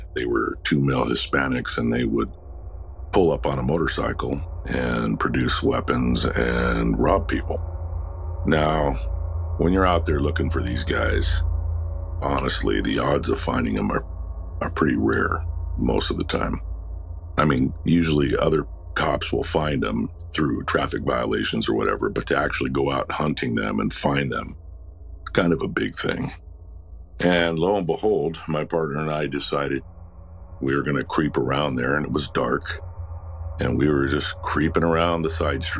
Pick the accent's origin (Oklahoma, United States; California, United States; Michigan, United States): California, United States; Los Angeles; and I was born and raised in Los Angeles, and it's not known for heavy fog